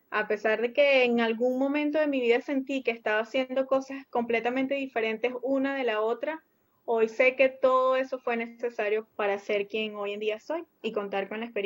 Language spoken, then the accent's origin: Spanish; Venezuela; moved away as an adult; luego de que salí de Venezuela obviamente tuve que colgar el título